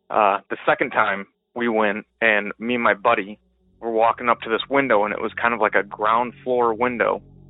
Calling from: Michigan, United States; I am calling from Michigan.

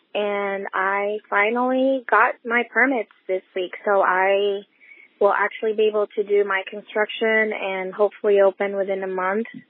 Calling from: Buffalo, New York, United States; I'm calling from Buffalo, New York.

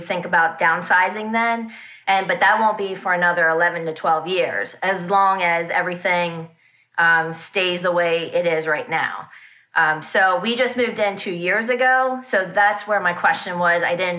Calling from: Hanover, Pennsylvania, United States; Hanover, Pennsylvania.

